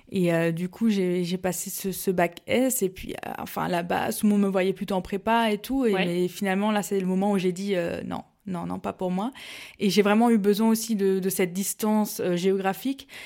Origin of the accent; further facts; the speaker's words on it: Mulhouse, Grand Est, France; je suis à pure souche. je viens de, de Mulhouse donc dans le Haut-Rhin et j'ai passé toute mon enfance là-bas.